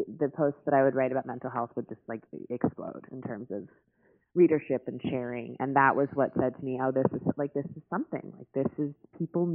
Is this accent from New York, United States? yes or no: yes; New York City, New York, United States; I grew up in New York City